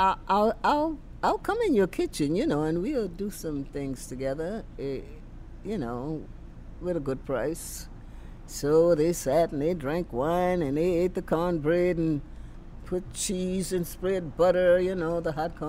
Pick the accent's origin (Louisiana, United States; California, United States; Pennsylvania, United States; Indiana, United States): Louisiana, United States; I'm from Louisiana, and I know how to do Cajun and Creole foods